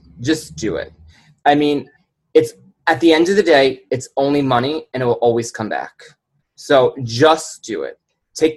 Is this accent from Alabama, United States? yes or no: no; New York City, New York, United States; I'm from New York City